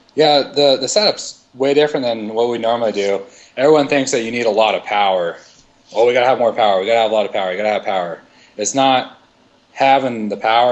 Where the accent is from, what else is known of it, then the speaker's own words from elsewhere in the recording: Idaho, United States; growing up in Idaho, and we we live like on the tree line in the the southern desert